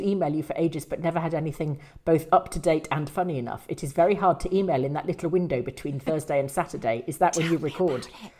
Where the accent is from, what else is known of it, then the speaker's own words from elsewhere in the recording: England, United Kingdom; moved away; I am actually English and of the Rob attempted murder pedigree. I've been out of the UK for 16 years